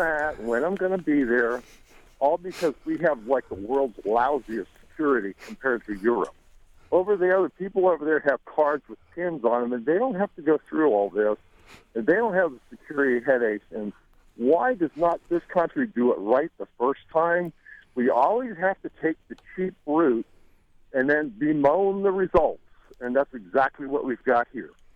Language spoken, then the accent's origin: English; United States; as an American citizen